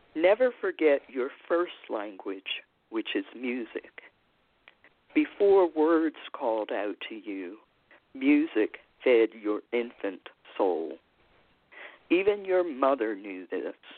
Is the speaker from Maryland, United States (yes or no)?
yes; Baltimore, Maryland, United States; I am a native of Baltimore City, Maryland, and have lived in more than one neighborhood.